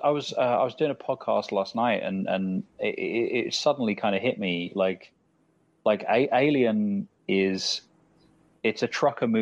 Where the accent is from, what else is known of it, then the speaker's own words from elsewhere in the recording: London, United Kingdom; I'm a Londoner.